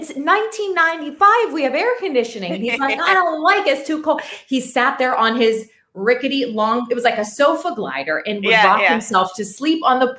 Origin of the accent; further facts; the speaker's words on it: Pittsburgh, Pennsylvania, United States; moved away; we're going back home to my hometown. We're going back to Pittsburgh